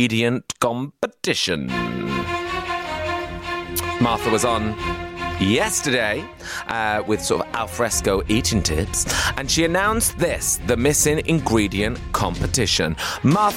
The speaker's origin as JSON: {"language": "English", "town": "Oldham", "region": "North West England", "country": "United Kingdom", "moved": "yes", "lives_now": "London, United Kingdom", "said": "I'm from Oldham."}